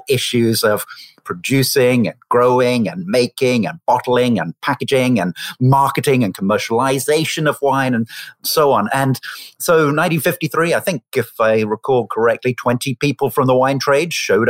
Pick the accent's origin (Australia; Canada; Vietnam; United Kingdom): United Kingdom; Oxford, South East England; I grew up in the United Kingdom in Oxford